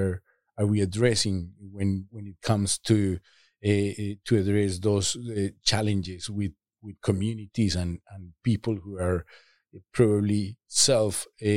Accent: Medellin, Antioquia, Colombia; I grew up in Medellin, Colombia, which was at the time the most violent city of the world

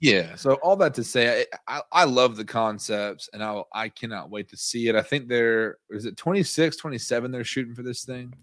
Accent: Nashville, Tennessee, United States; I grew up in Nashville

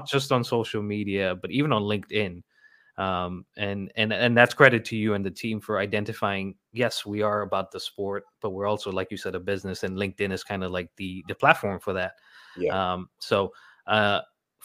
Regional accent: Ghana; moved away as an adult; now in United States; I grew up in West Africa in Ghana

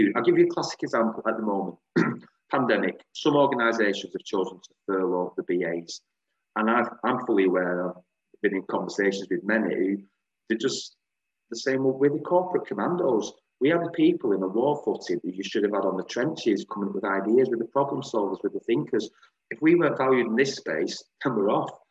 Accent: Bolton, North West England, United Kingdom; I'm from Bolton

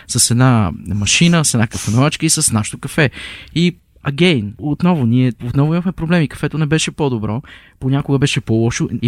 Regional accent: Pazardzhik, Pazardzhik Province, Bulgaria; moved away as an adult; also born or lived in Brno; аз съм от Пазарджик

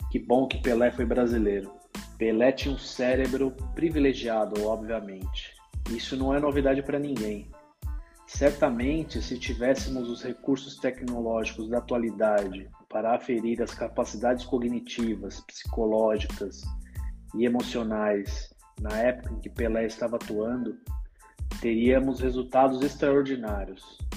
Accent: São Paulo, Brazil; Quando eu era criança, em São Paulo, na minha infância, eu sempre ouvia apelidos de …

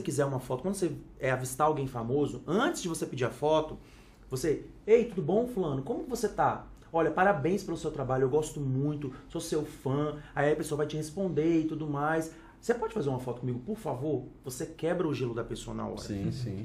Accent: Vitória, Espírito Santo, Brazil; sou de Vitória, Espírito Santo

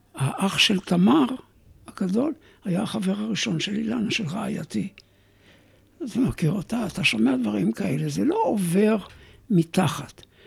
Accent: Alumot, Northern District, Israel; moved away; אני במקור קיבוצניק

